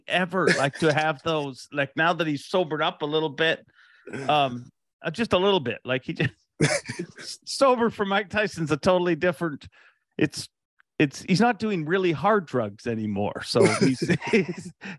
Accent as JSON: {"language": "English", "country": "Ireland", "tie": "born or raised there", "moved": "yes", "said": "I was born in Ireland"}